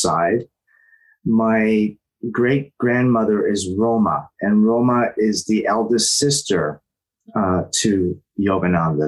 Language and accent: English; Toronto, Ontario, Canada; moved away as an adult; now in Los Angeles, United States; I was born in Toronto, and spirituality and unconditional love is something that's in my family